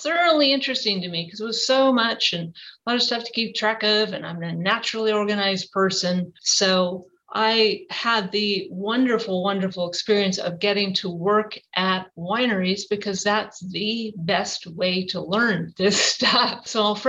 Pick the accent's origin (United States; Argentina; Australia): United States; Napa, California; I did grow up here in Napa. Napa is my hometown